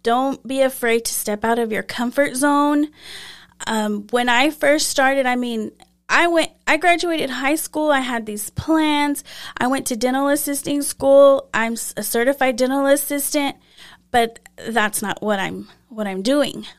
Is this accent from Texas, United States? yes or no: yes; Lamesa, Texas, United States; I grew up here in La Mesa